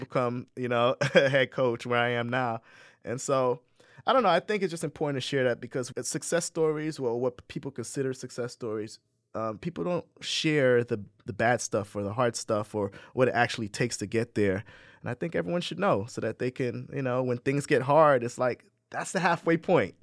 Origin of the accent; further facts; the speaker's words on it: Saint Croix, U.S. Virgin Islands; also born or lived in New Jersey; now in Ithaca, United States; I grew up in the Virgin Islands on Saint Croix